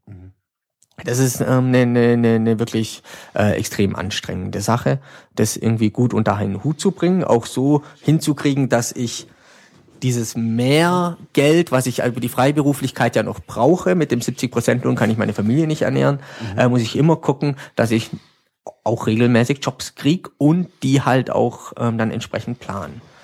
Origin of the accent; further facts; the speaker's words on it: Schönenbach, Baden-Württemberg, Germany; ich komme aus Hörenbach, das ist so neben Furtwangen, so ein kleines Schwarzwald